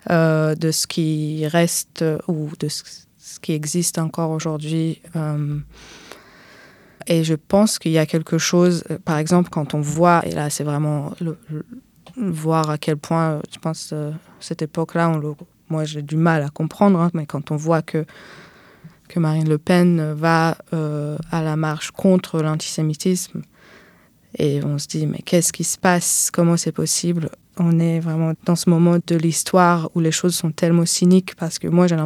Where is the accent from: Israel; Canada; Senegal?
Israel; moved away as an adult; now in France; Du coup, je suis en France euh, depuis 11 ans et avant, avant ça, j'étais en Israël. J'ai grandi là-bas. Il y a 11 ans, quand j'ai quitté Israël